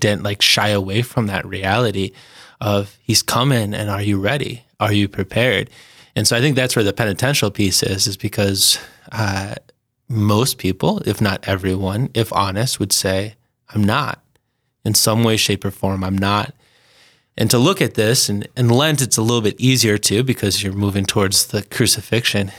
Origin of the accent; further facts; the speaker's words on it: St. Paul, Minnesota, United States; moved away as an adult; now in Sioux Falls, United States; I'm originally from St. Paul, Minnesota.